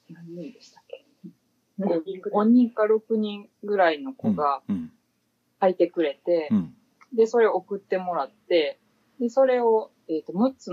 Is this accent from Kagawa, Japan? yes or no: yes; Kagawa, Japan; moved away as an adult; now in Osaka, Japan; 今ちょっと期間限定で大阪に住んでたんですけど、えっと、もともと地元が香川県で。